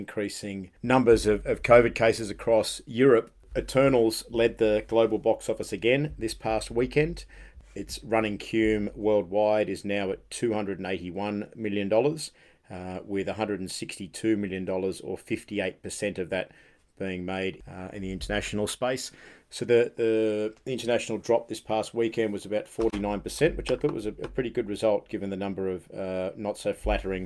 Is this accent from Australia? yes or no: yes; Australia; moved away